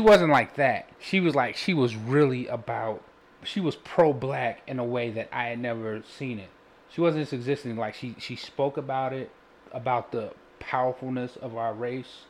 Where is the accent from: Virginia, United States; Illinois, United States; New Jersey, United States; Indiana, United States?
Illinois, United States; Chicago; I'm from Chicago, and my grandmother used to buy a Defender every day